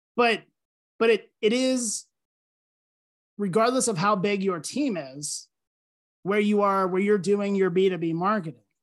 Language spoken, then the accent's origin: English; Lancaster, Pennsylvania, United States; moved away as an adult; also born or lived in West Virginia; I grew up in Lancaster, Pennsylvania